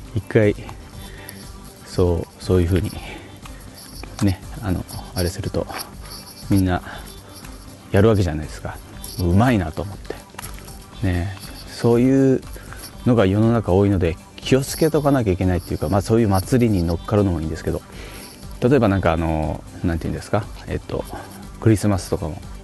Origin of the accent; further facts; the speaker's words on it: Fukuoka, Japan; now in Tokyo, Japan; 僕福岡出身なんですけど東京に来てから